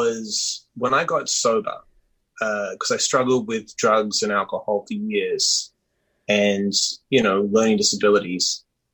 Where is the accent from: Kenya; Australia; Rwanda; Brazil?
Australia; Perth, Western Australia; also born or lived in Sydney, Australia; now in United States; I was born in Perth, Western Australia, which geographically is the most isolated capital city in the world